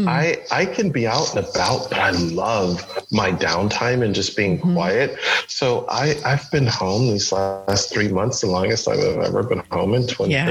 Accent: Buffalo, New York, United States; growing up in Buffalo, New York

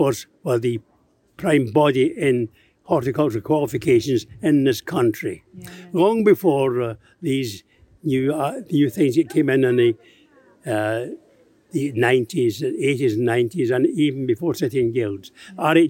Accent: Glasgow, Scotland, United Kingdom; moved away as an adult; also born or lived in Liverpool / Nantwich; being a Glaswegian

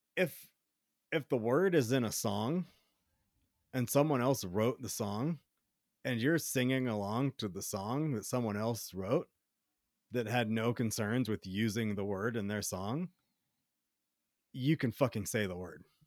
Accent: the South, United States; now in Colorado, United States; I was in the South

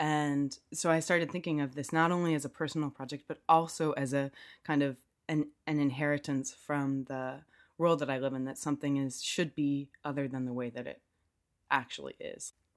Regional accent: United States; moved away as an adult; also born or lived in Durham; I'm American and keep in mind that that is, that means I'm just from the U S.

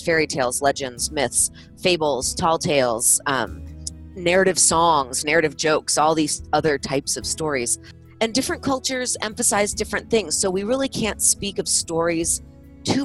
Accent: California, United States; now in Utah, United States; this is me speaking as a Californian in Utah and in Utah for a long time

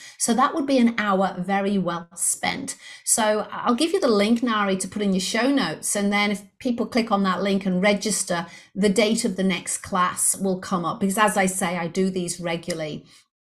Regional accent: Liverpool, North West England, United Kingdom; accent: English; moved away as an adult; now in Brisbane, Australia; I'm actually based in Brisbane, Australia. However, I was brought up in Liverpool in the UK. So for those of you who detected the English accent, you were correct. I do have an English accent. I'm from Liverpool originally

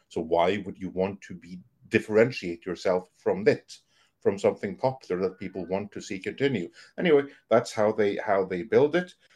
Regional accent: Norway; I'm from Norway.

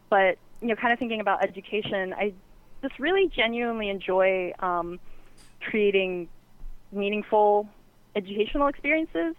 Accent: the South, United States; moved away; I'm from the South originally

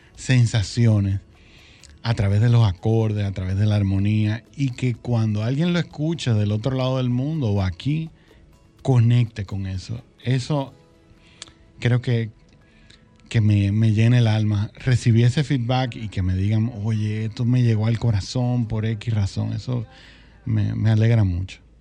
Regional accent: Santiago de los Caballeros, Santiago, Dominican Republic; moved away; also born or lived in Santo Domingo; yo crecí en Santiago, vinimos a la capital

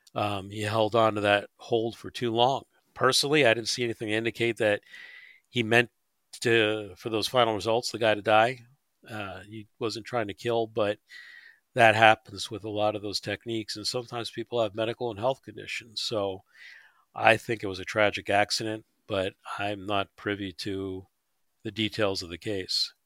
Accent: New York, United States; moved away; I grew up in New York in the subway system

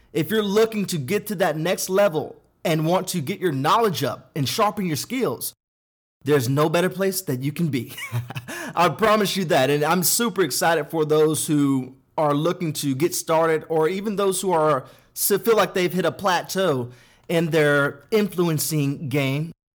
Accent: Denton, Texas, United States; I had a great childhood growing up in Denton, Texas, which is thirty minutes north of Dallas

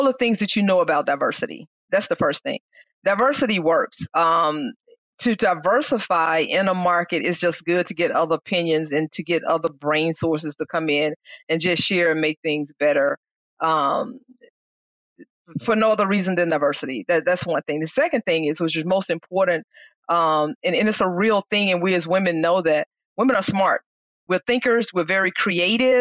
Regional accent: Mississippi, United States; I grew up in Mississippi.

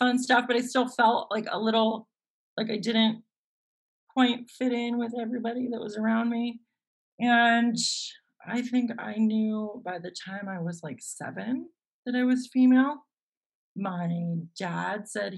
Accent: Los Gatos, California, United States; I grew up in this sleepy little town called Los Gatos, nestled in Silicon Valley in the Santa Cruz Mountain foothills

